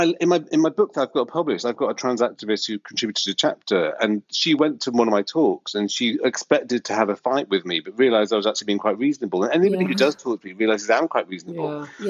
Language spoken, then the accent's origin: English; Australia; we're Australian, we're very laid back